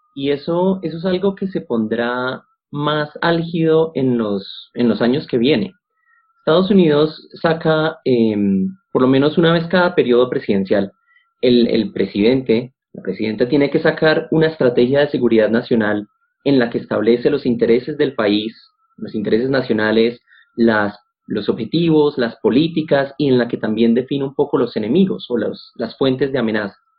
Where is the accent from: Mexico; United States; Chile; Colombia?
Colombia; acá en Colombia como colombianos y colombianas